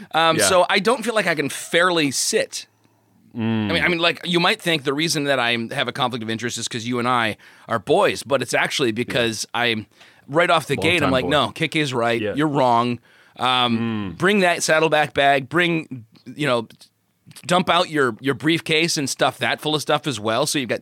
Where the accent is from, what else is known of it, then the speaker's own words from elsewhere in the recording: Chicago, Illinois, United States; In my hometown, it was Polish in Chicago.